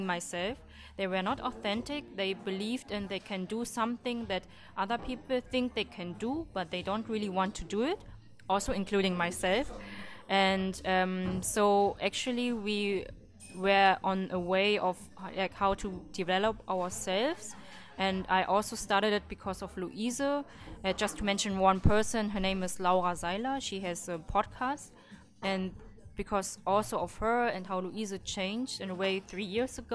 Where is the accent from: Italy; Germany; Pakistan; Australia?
Germany; Berlin; I grew also up in Berlin at the same street like Louise